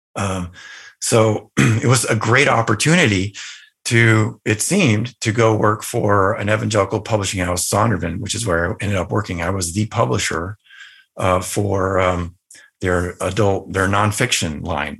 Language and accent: English; Northern Virginia, United States; also born or lived in Southern California; we moved from Southern California to Northern Virginia, which was the outskirts of, uh, the Washington, D C area